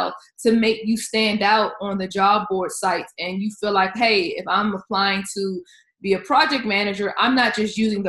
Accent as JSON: {"language": "English", "town": "Washington", "region": "District of Columbia", "country": "United States", "said": "I am from the Washington, D.C. area"}